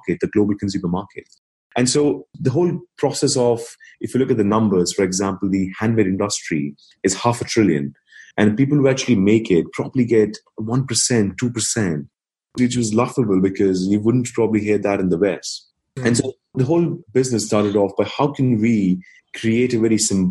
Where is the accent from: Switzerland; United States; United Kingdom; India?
India; New Delhi, Delhi; moved away; So I was born and raised in India